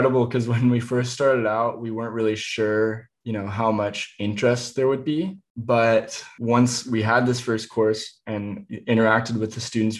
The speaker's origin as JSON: {"language": "English", "region": "Indiana", "country": "United States", "tie": "born or raised there", "said": "the woods where I grew up in Indiana"}